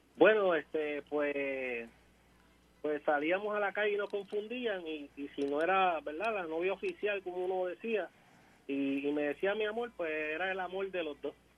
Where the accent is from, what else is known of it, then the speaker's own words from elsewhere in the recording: Ponce, Puerto Rico; nosotros somos de Ponce, natural de Ponce, nacido y criado aquí en la ciudad señorial de Ponce